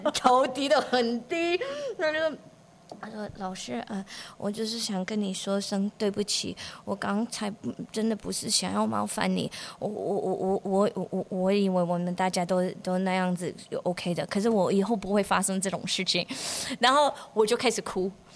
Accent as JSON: {"language": "Chinese", "country": "United States", "tie": "born or raised there", "also_born_or_lived": "Changhua, Taiwan", "second_language": "Chinese", "moved": "as an adult", "lives_now": "Yongjing, Taiwan", "said": "我是科班出身的，我就是在美国长大"}